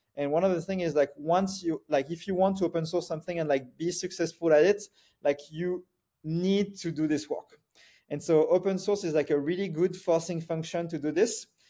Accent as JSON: {"language": "English", "country": "France", "tie": "born or raised there", "moved": "yes", "said": "I grew up in France"}